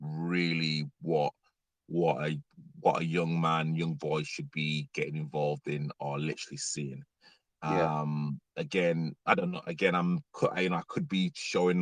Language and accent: English; Leeds, Yorkshire and the Humber, United Kingdom; moved away as an adult; now in London, United Kingdom; Leeds is literally my hometown. I literally love Leeds. I'm a northerner.